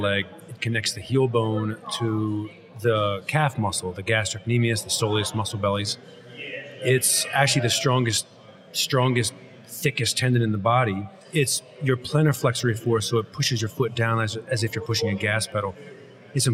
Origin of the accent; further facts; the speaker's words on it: Pennsylvania, United States; moved away as an adult; also born or lived in New York City; now in South Jersey, United States; I'm from Pennsylvania